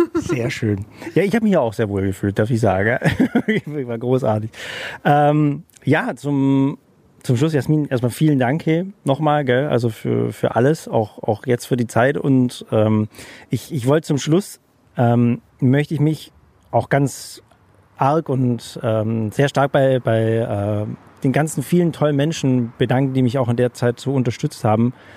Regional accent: Germany; als Deutscher

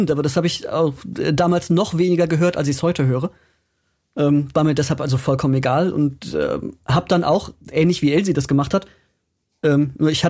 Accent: North Rhine-Westphalia, Germany; Schloss Homburg in Nümbrecht 1996. Wer kennt es nicht? Ja, das ist äh, aber da, ich wo ich, wo ich aufgewachsen bin, tatsächlich bei mir um die Ecke.

